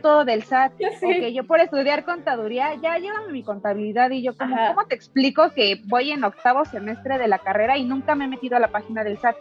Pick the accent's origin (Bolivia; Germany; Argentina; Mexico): Mexico; como mexicanos